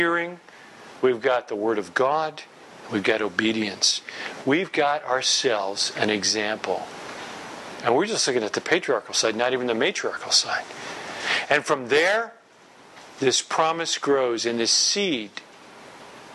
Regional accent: New York, United States; I'm from New York

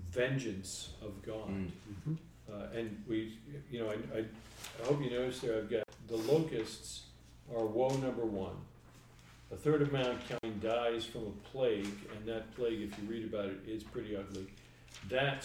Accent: New York, United States; I'm from New York.

